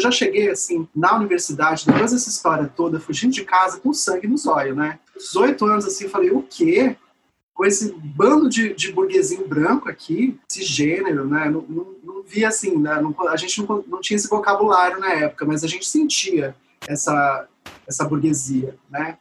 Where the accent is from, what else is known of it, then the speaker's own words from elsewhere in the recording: São Paulo, Brazil; moved away as an adult; now in Porto Seguro, Brazil; sou nascida em São Paulo, é, de uma família que metade, né, por parte da, da minha mãe, é da periferia da Zona Norte